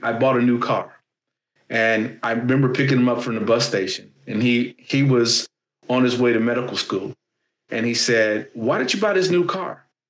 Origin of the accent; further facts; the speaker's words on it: Gary, Indiana, United States; I'm a guy from Gary, Indiana